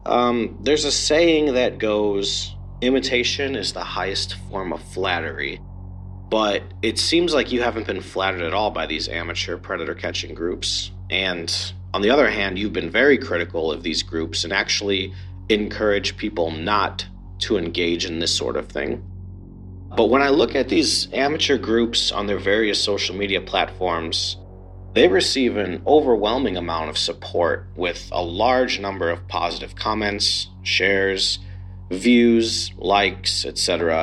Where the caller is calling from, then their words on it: Phoenix, Arizona, United States; I'm calling from Phoenix, Arizona.